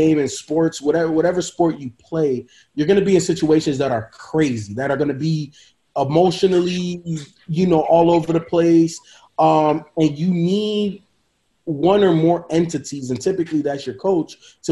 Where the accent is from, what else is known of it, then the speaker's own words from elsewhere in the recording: Chicago, Illinois, United States; I grew up in Chicago